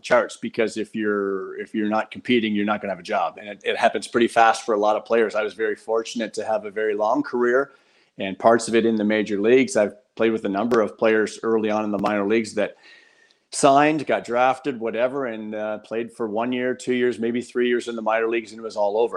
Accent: Windsor, Ontario, Canada; I grew up in South Windsor

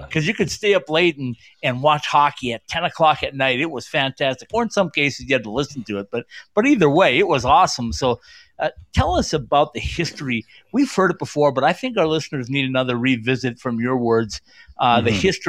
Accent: Northern Minnesota, United States; now in Denver, United States; I grew up in Northern Minnesota back in the 70s and graduated high school in 1980.

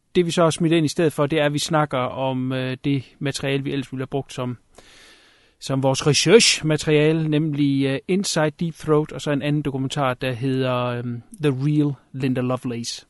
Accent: Denmark; som dansker

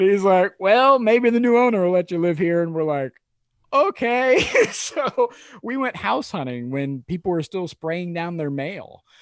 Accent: Midwest, United States; a dude from the Midwest

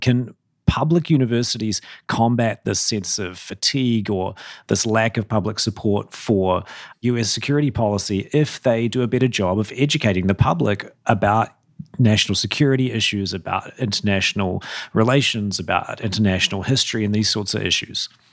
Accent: New Zealand; I'm not an Australian, by the way. I'm a New Zealander.

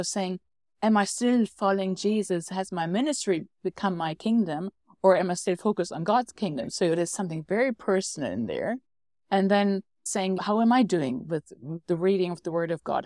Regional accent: Germany; I'm from Germany.

